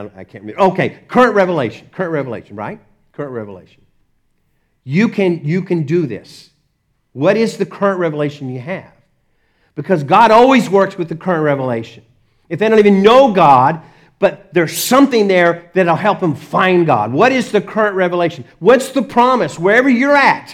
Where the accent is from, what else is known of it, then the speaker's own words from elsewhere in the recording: Dallas, Texas, United States; I grew up in Dallas